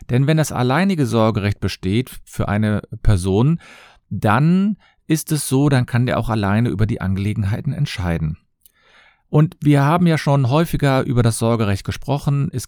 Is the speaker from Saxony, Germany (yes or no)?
no; Cologne, North Rhine-Westphalia, Germany; ich komme aus Köln und ich freue mich, dass ihr wieder dabei seid.